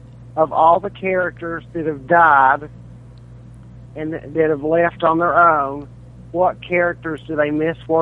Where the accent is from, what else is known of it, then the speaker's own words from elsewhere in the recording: Tennessee, United States; from Tennessee.